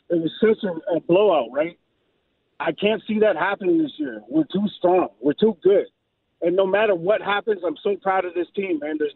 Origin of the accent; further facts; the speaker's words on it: Windsor, Ontario, Canada; also born or lived in Chicago; I'm from Windsor. I'm from Canada, and I went to school in Chicago.